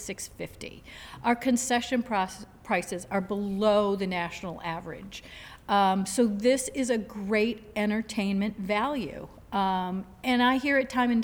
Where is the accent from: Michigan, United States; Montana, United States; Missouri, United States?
Michigan, United States; also born or lived in Florida; Michigan, with it being my home state